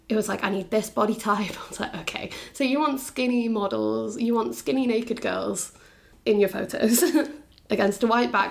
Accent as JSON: {"language": "English", "town": "Bath", "region": "South West England", "country": "United Kingdom", "said": "just because I'm from"}